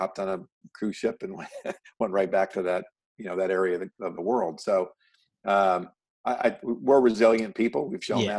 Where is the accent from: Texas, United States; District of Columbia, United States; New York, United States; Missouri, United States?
New York, United States; Oswego; moved away as an adult; now in California, United States; I grew up in upstate New York.